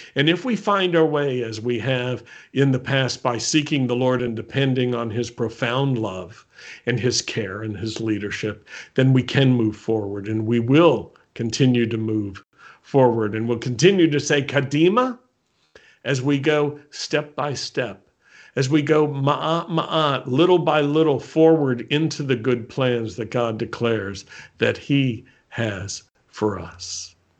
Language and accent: English; United States; I was born in America